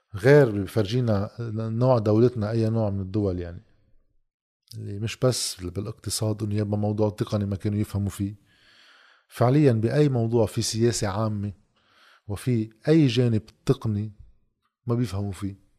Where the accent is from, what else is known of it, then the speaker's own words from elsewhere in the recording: Lebanon; نحن كدولة لبنانية